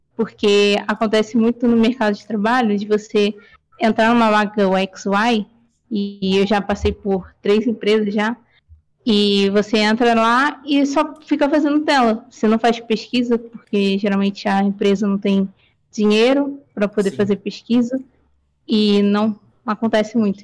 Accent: Rio de Janeiro, Brazil; Sim, sou do Rio, carioca

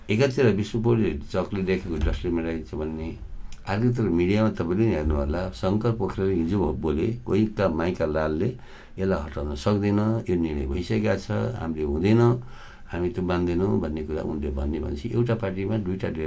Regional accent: Gulmi, Lumbini Province, Nepal; moved away; म गुल्मीको मान्छे हुँ

